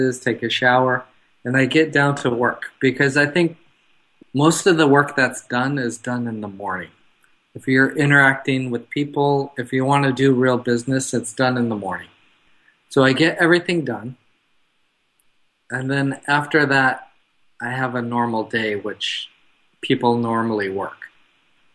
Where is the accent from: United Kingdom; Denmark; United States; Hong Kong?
Denmark; My background is Danish. I'm from Denmark.